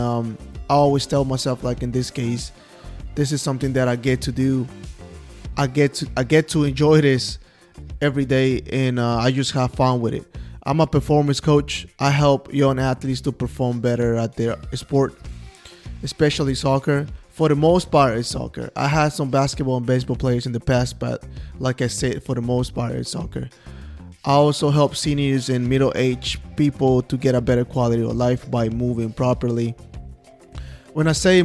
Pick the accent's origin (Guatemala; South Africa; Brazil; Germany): Guatemala; Guatemala City, Guatemala Department; English is a second language; moved away as an adult; also born or lived in Manassas, Virginia, United States; now in United States; I'm from Guatemala City. That is what the accent is from